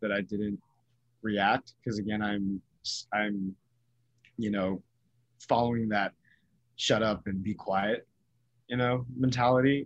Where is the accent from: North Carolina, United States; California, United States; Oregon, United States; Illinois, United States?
California, United States; Bay Area; growing up in the Bay Area